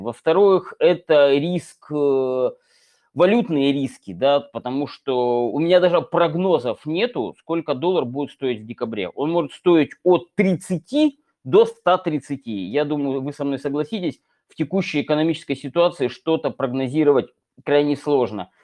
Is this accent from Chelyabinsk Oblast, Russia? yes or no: yes; Chelyabinsk, Chelyabinsk Oblast, Russia; из моего родного города, Челябинска